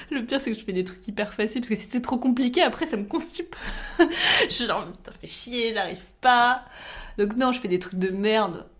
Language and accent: French; Champagne-Ardenne, Grand Est, France; now in Bordeaux, France; j'habite à Bordeaux, je travaille dans l'informatique et euh, je viens de Champagne-Ardenne